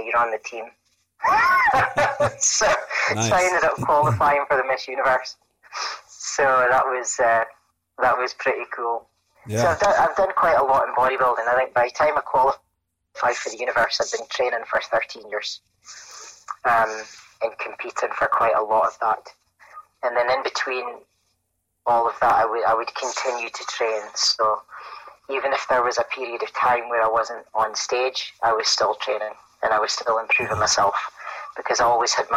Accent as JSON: {"language": "English", "town": "Aberdeen", "region": "Scotland", "country": "United Kingdom", "said": "I'm from Aberdeen in Scotland"}